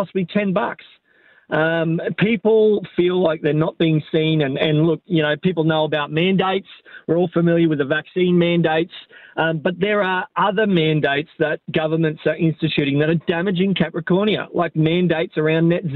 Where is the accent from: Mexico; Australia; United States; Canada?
Australia; Nowra, New South Wales; moved away as an adult; now in Yeppoon, Australia; was born in Nara